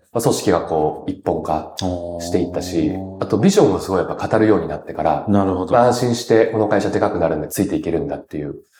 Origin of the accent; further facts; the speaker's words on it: Yamato, Kanagawa, Japan; also born or lived in Tsurumi Ward, Yokohama, Kanagawa; 育ちが神奈川県の大和市になります。